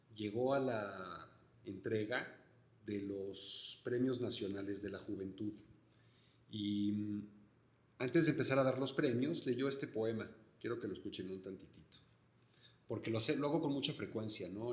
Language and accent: Spanish; Mexico City, Mexico; yo como chilango también, me siento muy orgulloso de vivir en esta ciudad